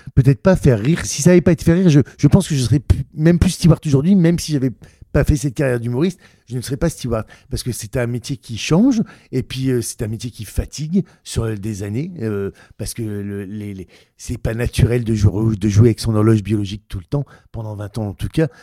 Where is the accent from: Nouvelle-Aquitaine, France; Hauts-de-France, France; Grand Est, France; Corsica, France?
Hauts-de-France, France; Ch'ti; accent: ch'ti; mon accent ch'ti